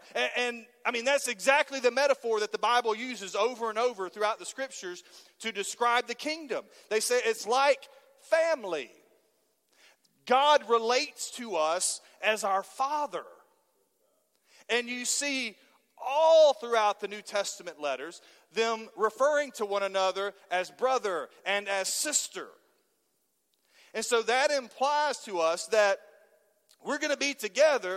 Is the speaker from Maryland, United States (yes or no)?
no; Halls, Tennessee, United States; I was from Halls and not from East Knoxville